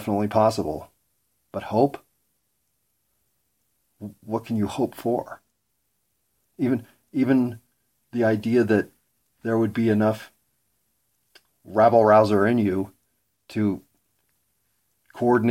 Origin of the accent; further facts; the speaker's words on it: United States; as an American